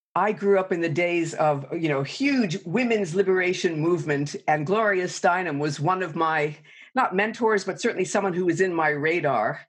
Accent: New York City, New York, United States; I grew up in New York City

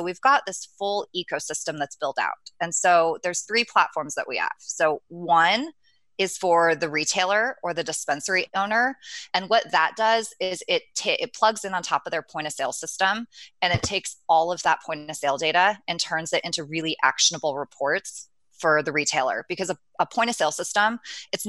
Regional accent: Orange County, California, United States; moved away as an adult; now in San Francisco, United States; I'm a SoCal girl. I was born and raised in Orange County

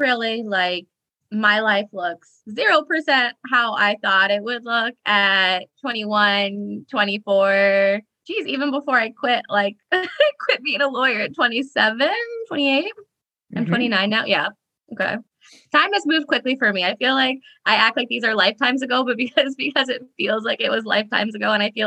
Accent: Iowa, United States; now in San Diego, United States; I'm originally from Iowa. I did not grow up on a farm, but I did grow up close to a farm. And now I live in sunny San Diego

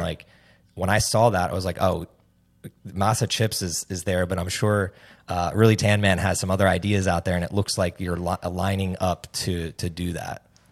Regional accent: New Jersey, United States; also born or lived in Hoboken, New Jersey; I'm from New Jersey.

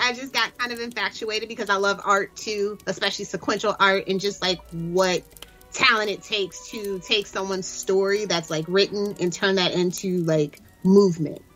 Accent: United States; I'm American

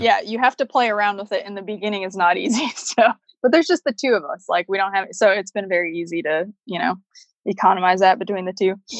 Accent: Chicago, Illinois, United States; moved away; I grew up in Chicago

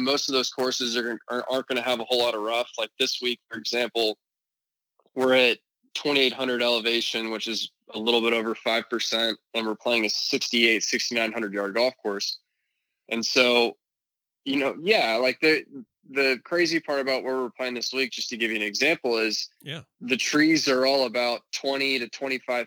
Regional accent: Dallas, Texas, United States; also born or lived in San Francisco, California / Plano, Texas; I'm originally from San Francisco, then moved to Dallas when I was 9

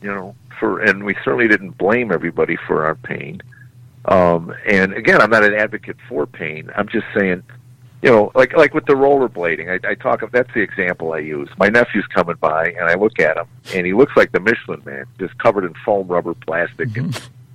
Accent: Chicago, Illinois, United States; She goes, where'd you grow up? I said, Chicago

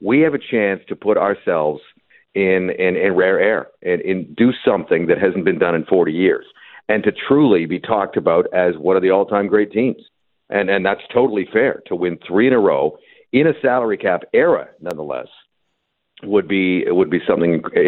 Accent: Vancouver, British Columbia, Canada; Well, I'm from Vancouver.

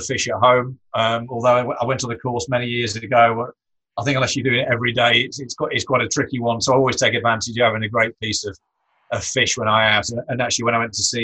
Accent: Ashbourne, East Midlands, United Kingdom; my hometown of Ashbourne

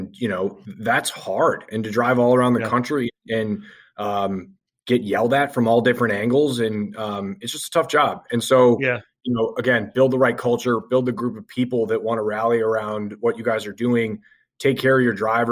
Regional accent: Lake Forest, Illinois, United States; I grew up in Lake Forest, Illinois

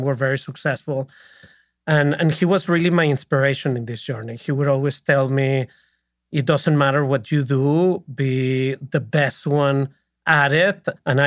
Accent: Monterrey, Nuevo León, Mexico; moved away as an adult; also born or lived in New York City; now in United States; I was born in Monterrey.

